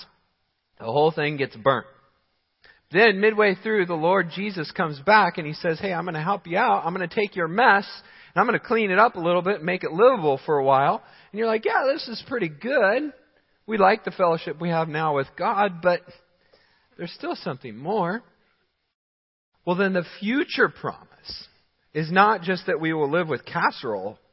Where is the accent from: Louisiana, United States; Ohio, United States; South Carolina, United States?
South Carolina, United States; now in Michigan, United States; I was born in South Carolina